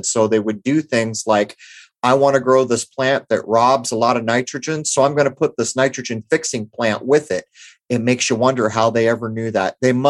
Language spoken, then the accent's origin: English; San Diego, California, United States; moved away; Growing up in San Diego